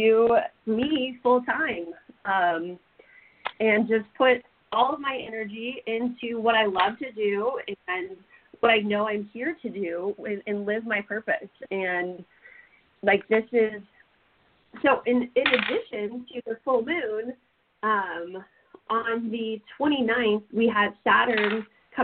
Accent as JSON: {"language": "English", "town": "Alton", "region": "Illinois", "country": "United States", "tie": "born or raised there", "said": "And I grew up in Alton"}